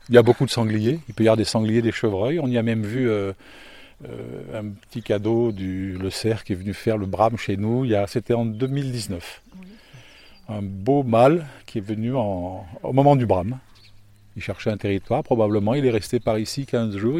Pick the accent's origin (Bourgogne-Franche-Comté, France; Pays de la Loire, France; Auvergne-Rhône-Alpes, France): Auvergne-Rhône-Alpes, France; Lyon; moved away as an adult; also born or lived in Loire / Île-de-France; now in Villeherviers, France; je suis citadin au départ. Hein. Je suis né en ville, à Lyon